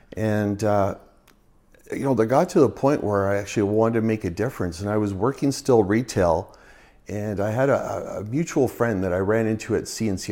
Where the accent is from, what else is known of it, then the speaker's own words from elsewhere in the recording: Burnaby, British Columbia, Canada; now in Prince George, Canada; I was born in Burnaby, so I've always been a B C boy